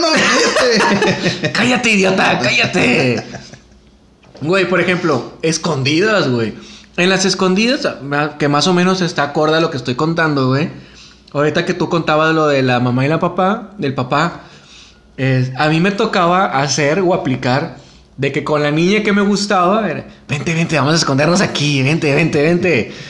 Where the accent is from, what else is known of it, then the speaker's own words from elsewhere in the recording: San Bernabé, Nuevo León, Mexico; Crecí en San Bernabé, güey.